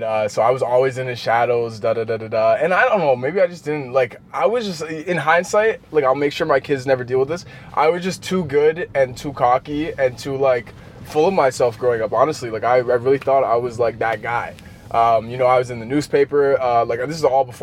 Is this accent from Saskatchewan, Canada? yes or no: no; Manitoba, Canada; growing up in Canada